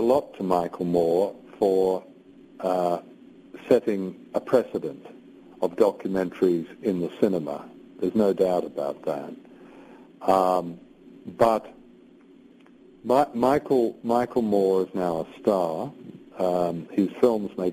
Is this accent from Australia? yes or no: yes; Australia; now in United Kingdom; I was born and brought up in Australia